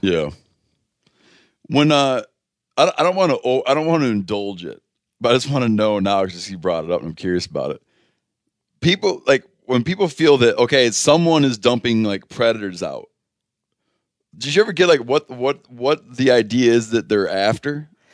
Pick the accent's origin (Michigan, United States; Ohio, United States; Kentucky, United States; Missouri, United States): Michigan, United States; Muskegon County; moved away; also born or lived in Grand Rapids, Michigan; I was born in Muskegon County.